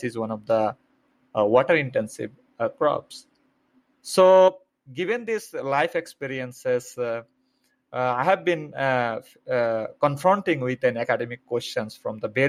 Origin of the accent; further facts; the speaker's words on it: Bangladesh; moved away as an adult; now in Fort Collins, United States; I was born and raised in Bangladesh, which is a small country with high population density